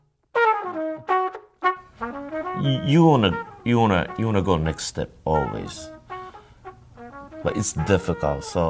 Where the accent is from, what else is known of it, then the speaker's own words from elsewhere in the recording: Japan; now in New York, United States; I'm from Japan, and I play the trumpet